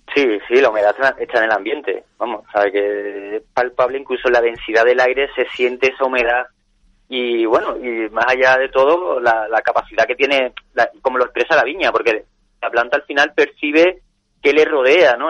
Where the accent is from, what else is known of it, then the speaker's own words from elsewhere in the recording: Rota, Andalusia, Spain; moved away as an adult; now in Ronda, Spain; yo soy de Rota, entonces siempre me ha quedado esa, esa cosilla de, hacer algo en, con, mi, con mi origen